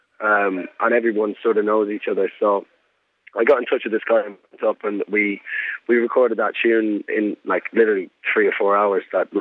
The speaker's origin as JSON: {"language": "English", "town": "Mullingar", "region": "Leinster", "country": "Ireland", "also_born_or_lived": "Germany", "moved": "as an adult", "lives_now": "London, United Kingdom", "said": "I'm from Mullingar, County Westmeath."}